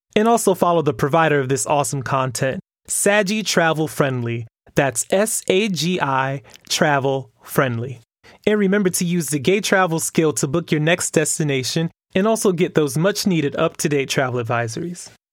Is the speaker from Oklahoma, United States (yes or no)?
no; Miami, Florida, United States; now in New York, United States; I was born and raised in Miami, Florida, and now I live in the heart of Hell's Kitchen in New York